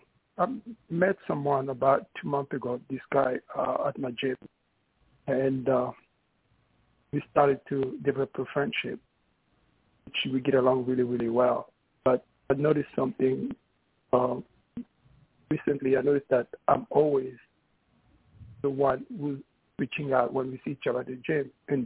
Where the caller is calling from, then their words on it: New York City, New York, United States; New York City.